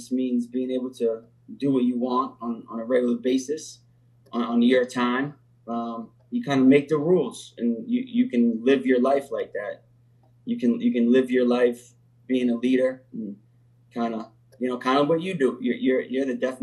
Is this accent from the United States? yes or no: yes; New Hampshire, United States; growing up in New Hampshire, it's not much